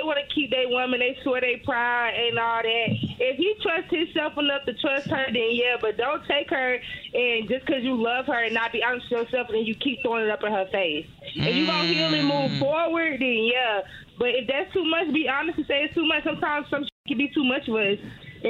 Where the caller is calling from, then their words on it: Atlanta, Georgia, United States; I'm calling from Atlanta.